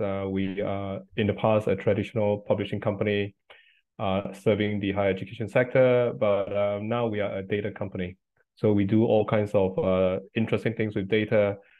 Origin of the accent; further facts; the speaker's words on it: Singapore; moved away as an adult; now in United Kingdom; I grew up in Singapore